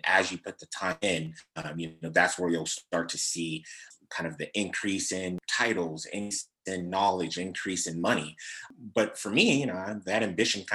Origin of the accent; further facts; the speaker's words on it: Sacramento, California, United States; I'm from South Sacramento. I'm Nigerian American